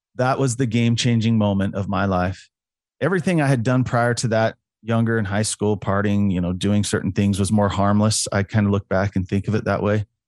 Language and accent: English; Utah, United States; I'm a Utah boy, Utah native